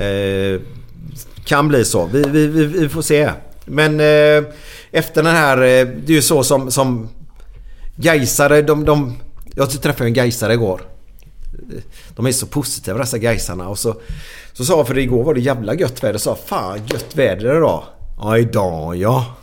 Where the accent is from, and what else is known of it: Gothenburg, Västra Götaland, Sweden